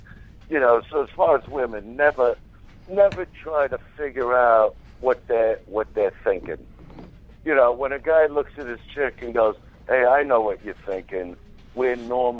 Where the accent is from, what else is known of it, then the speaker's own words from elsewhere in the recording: New York City, New York, United States; I grew up in Brooklyn. It's who I am.